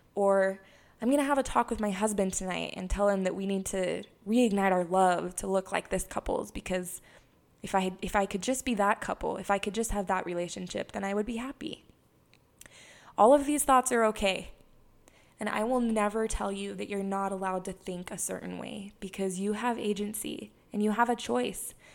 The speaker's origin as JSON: {"language": "English", "town": "Heber City", "region": "Utah", "country": "United States", "tie": "born or raised there", "also_born_or_lived": "Hawaii", "said": "I was born and raised in Heber City, Utah"}